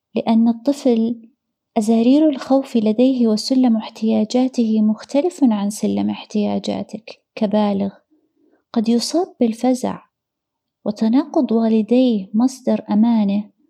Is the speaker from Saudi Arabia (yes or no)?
yes; Riyadh, Riyadh Province, Saudi Arabia; غادرنا الرياض في تلك الفترة. إلى قريتنا الصغيرة، عند جدي